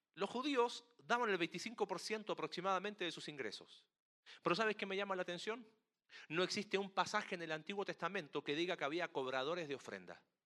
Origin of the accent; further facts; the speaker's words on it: Chile; Chile, en mi país